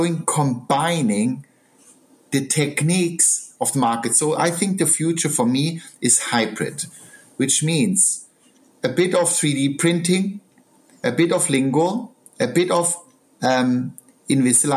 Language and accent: English; Southern Germany, Germany; now in United Kingdom; I'm a country boy. I come from South Germany, the mountains